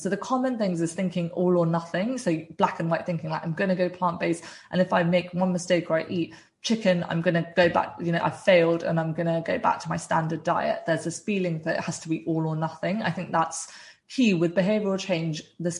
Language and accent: English; South India, India; I'm originally Indian and from South India, and we have a really wide variety of plant-based dishes.